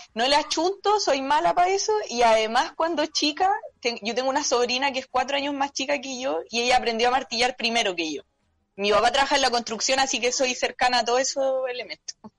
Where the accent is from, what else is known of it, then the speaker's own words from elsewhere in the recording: San Antonio, Valparaíso, Chile; Toda la vida, nací en el hospital Claudio Vicuña, vivo en San Antonio